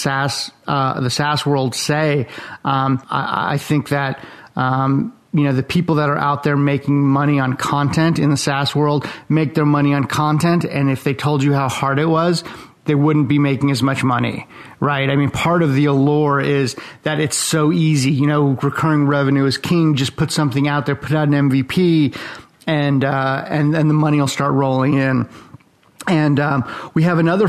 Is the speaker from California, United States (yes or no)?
yes; Los Angeles, California, United States; also born or lived in Eastern Europe / Gainesville, Florida; now in Jacksonville, United States; I was born in Eastern Europe. My family escaped the Iron Curtain when I was a baby. I was raised in Los Angeles